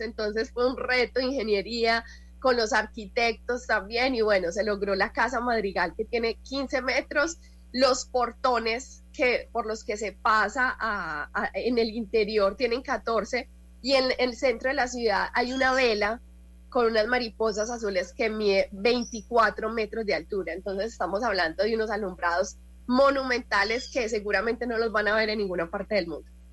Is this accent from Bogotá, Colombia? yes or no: no; Medellín, Antioquia, Colombia; los que crecimos en Medellín, crecimos viendo los alumbrados sobre el río